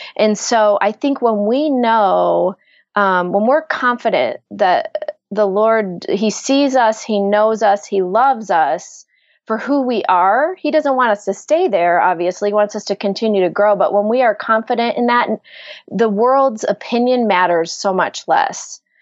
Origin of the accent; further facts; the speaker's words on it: Ann Arbor, Michigan, United States; I am from Michigan, right outside of Ann Arbor, Michigan.